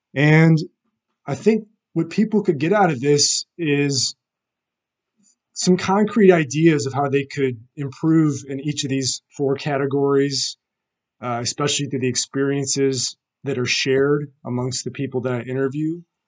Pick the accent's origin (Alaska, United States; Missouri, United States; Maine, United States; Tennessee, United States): Missouri, United States; St. Louis; I'm from St. Louis, Missouri